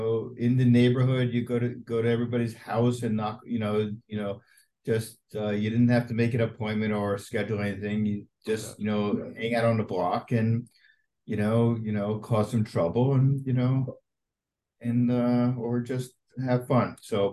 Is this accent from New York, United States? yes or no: yes; Scarsdale, New York, United States; I grew up in Scarsdale.